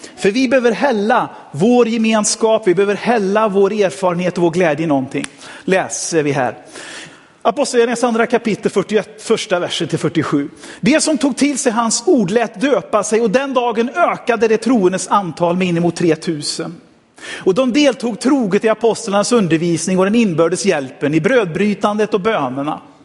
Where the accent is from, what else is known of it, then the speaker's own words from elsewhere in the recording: Sweden; jag fick födas i Sverige